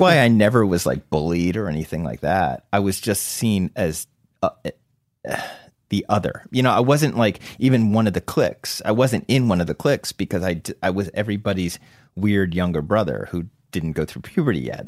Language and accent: English; New Jersey, United States; also born or lived in Summit, New Jersey / Short Hills, New Jersey / Somerset County, New Jersey; I grew up next door in Short Hills, New Jersey, up until fourth grade. And then we moved out to a rural area, Somerset County